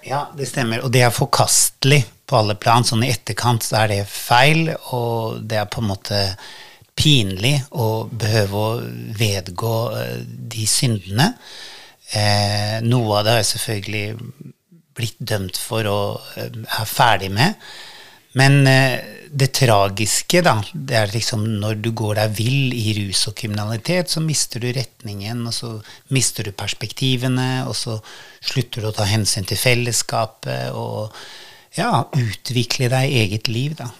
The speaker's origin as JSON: {"language": "Norwegian", "country": "Norway", "moved": "yes", "said": "Jeg hadde jo ikke bodd hjemme i Norge på 23 år, og så flytta jeg tilbake"}